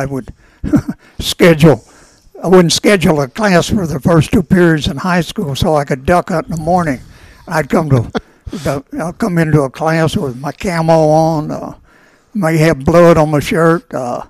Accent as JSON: {"language": "English", "region": "Bootheel of Missouri", "country": "United States", "tie": "born or raised there", "said": "I was raised in the Boot Heel of Missouri, adjacent to the Mississippi River."}